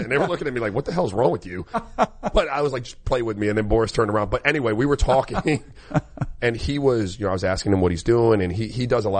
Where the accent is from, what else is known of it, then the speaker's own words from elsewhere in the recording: United States; I am American through and through.